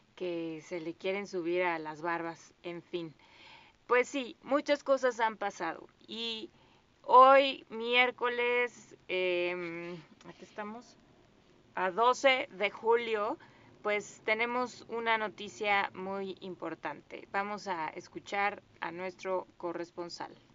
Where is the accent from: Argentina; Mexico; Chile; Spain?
Mexico; nosotros como mexicanos